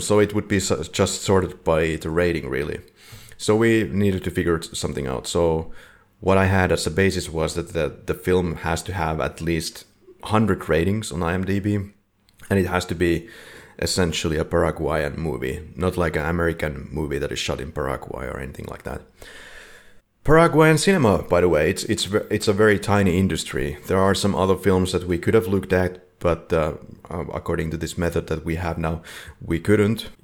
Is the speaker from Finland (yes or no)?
yes; Finland; we are from Finland, Finland